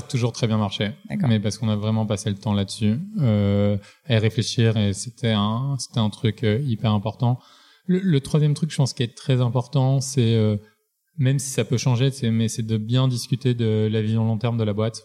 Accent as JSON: {"language": "French", "town": "Marseille", "region": "Provence-Alpes-Côte d'Azur", "country": "France", "tie": "born or raised there", "said": "je viens de Marseille, grandi dans bonnes conditions"}